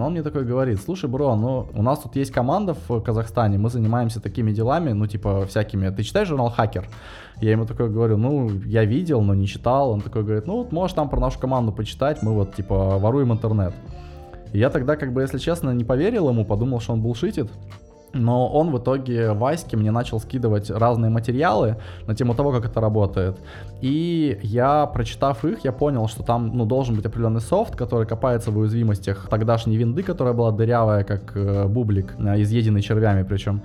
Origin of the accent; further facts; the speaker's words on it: Novosibirsk, Novosibirsk Oblast, Russia; also born or lived in Moscow; now in United Kingdom; я из Москвы родом, но в 5 лет меня перевезли в Новосибирск. Я тогда сам еще мало чего решал по жизни. И в итоге я вырос в Новосибирске